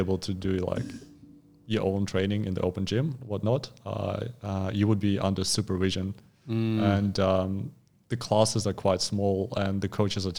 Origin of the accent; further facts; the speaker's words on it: Far East, Russia; Well, if you're born and raised in Russia, it's pretty hard to avoid body weight training.